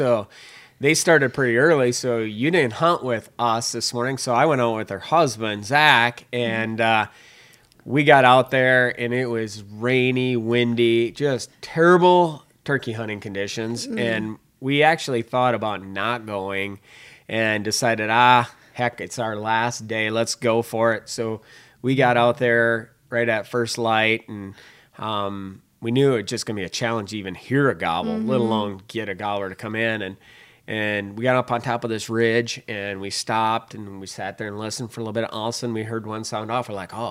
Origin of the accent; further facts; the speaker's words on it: Minnesota, United States; accent: Minnesota; people buy my Minnesota accent like, yeah, I'm not from Alabama either.